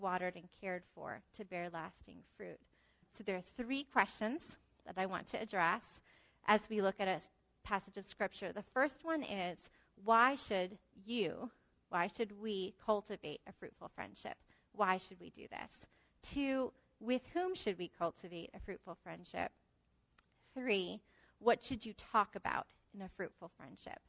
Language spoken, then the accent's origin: English; New Jersey, United States; moved away; I'm from New Jersey